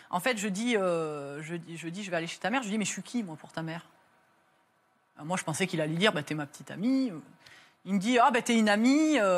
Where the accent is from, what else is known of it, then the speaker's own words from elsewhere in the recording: France; je lui dis, mais je vous en supplie, je viens de France, c'est pas dans les règles